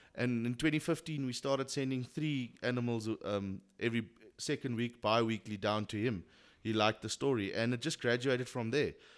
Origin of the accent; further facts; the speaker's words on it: Queenstown, Eastern Cape, South Africa; I was born and bred in Queenstown